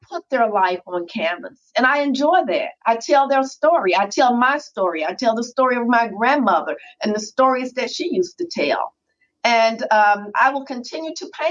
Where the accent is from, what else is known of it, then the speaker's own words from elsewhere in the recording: Canton, Mississippi, United States; moved away as an adult; also born or lived in Texas; I paint about my memories of growing up in Canton, Mississippi